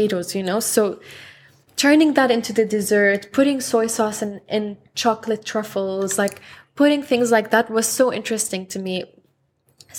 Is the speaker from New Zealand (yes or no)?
no; Lebanon; also born or lived in Houston; now in Dubai, United Arab Emirates; I'm from Lebanon